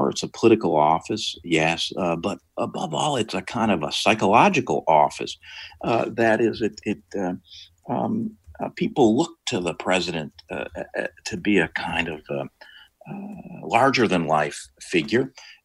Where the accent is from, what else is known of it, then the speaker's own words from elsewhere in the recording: Rochester, New York, United States; also born or lived in Northfield, Minnesota; now in Minnesota, United States; I'm actually from Western New York, as you say, from Rochester